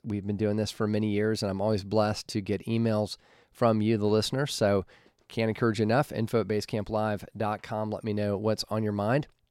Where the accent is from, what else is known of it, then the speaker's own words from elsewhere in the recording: Atlanta, Georgia, United States; working in my hometown of Atlanta